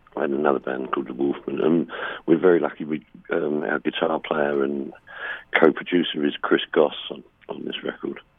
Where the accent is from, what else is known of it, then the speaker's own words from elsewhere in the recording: England, United Kingdom; Being English